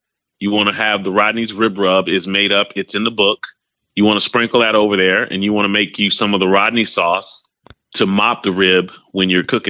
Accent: South Carolina, United States; born or raised there

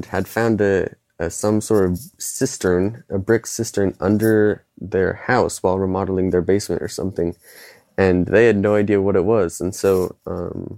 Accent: Lawrence, Kansas, United States; from Lawrence, Kansas.

